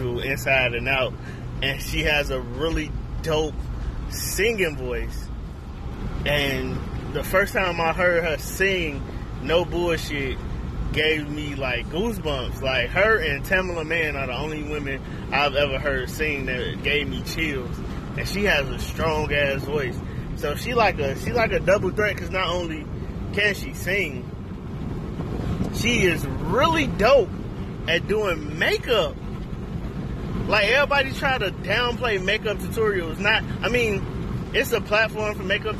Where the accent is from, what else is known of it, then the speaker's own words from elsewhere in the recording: Chicago, Illinois, United States; moved away as an adult; I'm from Chicago, South Side all day, joined the Navy when I was 20